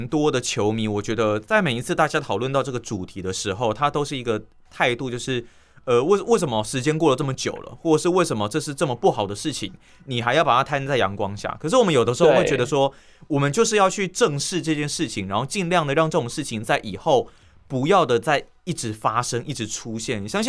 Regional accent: Tainan, Taiwan; 可是我觉得，身为台南人喜欢失眠，我觉得也是很自然的一件事情。

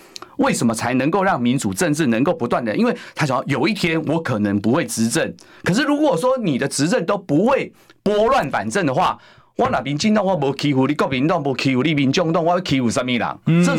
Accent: Taiwan; 各位，这就是违背我们台湾人的常常理的经验法则。

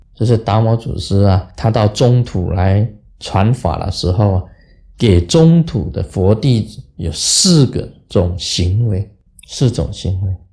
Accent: Taiwan; 我们台湾人

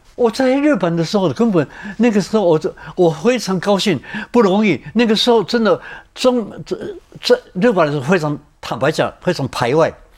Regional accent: Taiwan; moved away as an adult; also born or lived in Japan; 我是台湾来的

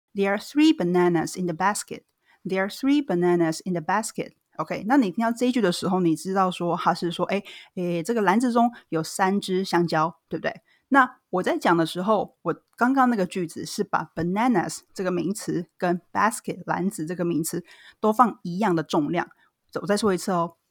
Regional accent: Taiwan; 我其实是个在台湾土生土长的台湾女孩儿

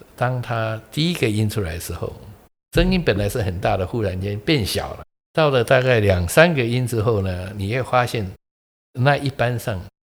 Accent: Keelung, Taiwan; moved away; 我小时候是在基隆长大的

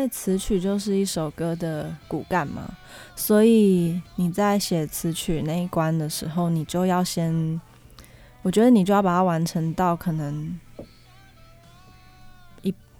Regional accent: Taipei, Taiwan; 哦，我是台北人，

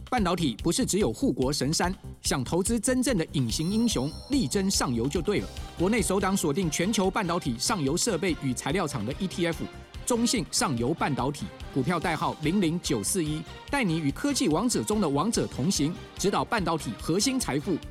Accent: Taiwan; 我们就是台湾人讲话就是会黏，黏，黏在一起

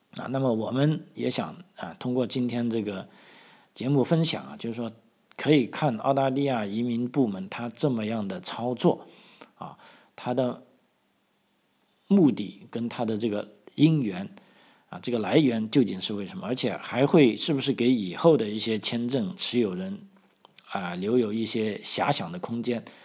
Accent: China; now in Australia; 我们中国的这个，啊，红领巾也好，这个共青团也好

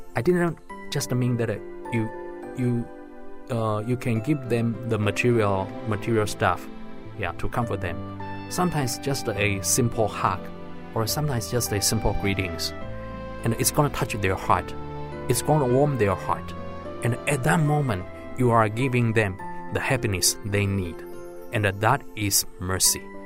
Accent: Hsinchu, Taiwan; I came from Hsinchu region

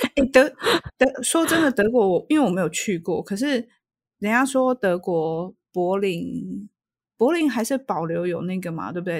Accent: Taiwan; 我从台湾来

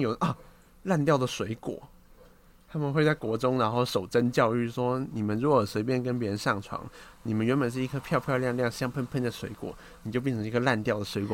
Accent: Kaohsiung, Taiwan; 你像我高雄人

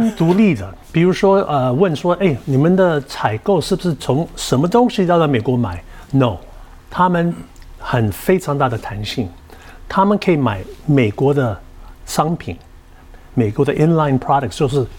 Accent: Taiwan; 现在呢，我们一些品相也许会调整，为了我们台湾人的口感各方面的。

